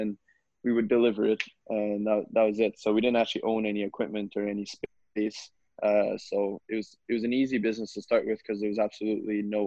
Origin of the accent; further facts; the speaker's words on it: Canada; also born or lived in Saint-Jérôme, Quebec; I was born in the Saint-Jérôme area in the year 2000. So if you do the math, that means I'm 20 years old. And I moved to the Gatineau, Ottawa area when I was about 7 or 8, I believe, and been living in the national capital region since then